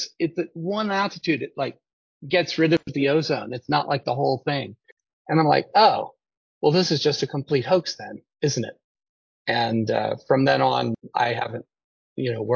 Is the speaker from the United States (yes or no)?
yes; United States; I'm an American